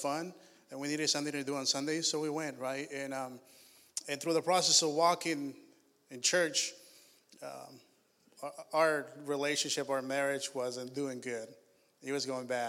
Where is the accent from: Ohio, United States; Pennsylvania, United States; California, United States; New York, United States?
California, United States; also born or lived in Washington State; now in Washington, United States; I grew up in California, along with my wife, Joanna